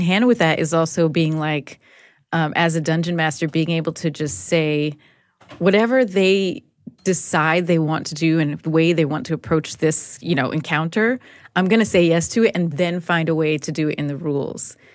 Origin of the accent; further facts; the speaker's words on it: Newark, New Jersey, United States; growing up in Newark, it was very materialistic